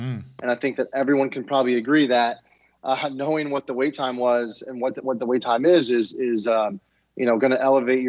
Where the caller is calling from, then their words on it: Detroit, Michigan, United States; I am calling in from Detroit, Michigan, just outside the city.